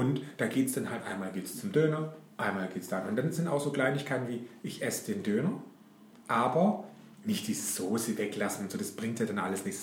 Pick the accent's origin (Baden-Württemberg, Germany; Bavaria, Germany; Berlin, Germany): Baden-Württemberg, Germany; Black Forest; bei uns im Schwarzwald